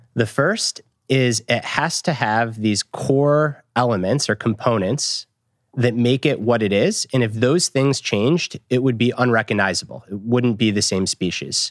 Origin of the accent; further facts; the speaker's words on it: Michigan, United States; I grew up in Michigan.